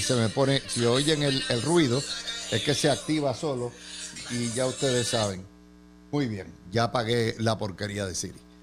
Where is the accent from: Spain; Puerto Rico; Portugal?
Puerto Rico